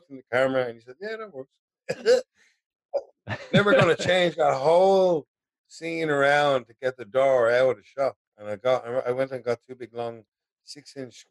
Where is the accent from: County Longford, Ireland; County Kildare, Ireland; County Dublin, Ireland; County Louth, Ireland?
County Dublin, Ireland; Dublin mountains; also born or lived in Tallaght; I grew up in the Dublin mountains